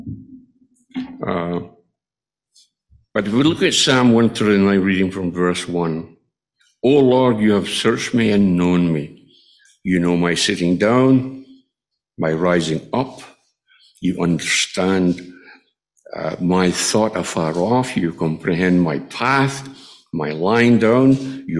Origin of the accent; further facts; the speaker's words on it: Scotland, United Kingdom; moved away; my hometown in Scotland